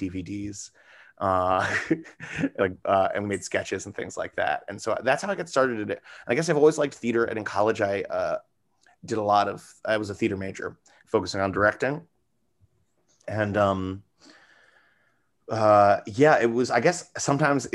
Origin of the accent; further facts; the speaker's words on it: New York City, New York, United States; I'm from New York City, born and raised, and still here